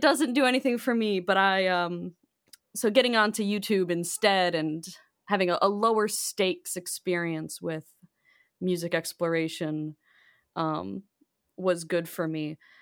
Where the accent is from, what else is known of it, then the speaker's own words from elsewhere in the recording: Bolingbrook, Illinois, United States; I grew up in Bolingbrook, which is a southwest suburb.